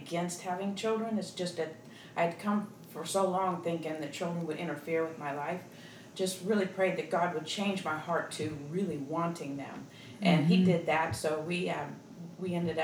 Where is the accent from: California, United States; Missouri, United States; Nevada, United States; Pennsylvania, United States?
Missouri, United States; Kansas City; moved away as an adult; now in Atlanta, United States; I was born and raised in Kansas City